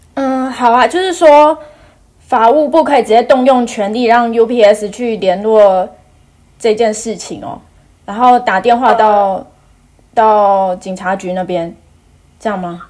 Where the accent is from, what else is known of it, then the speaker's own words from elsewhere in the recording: Taiwan; moved away as an adult; now in Canada; 我是台湾人啊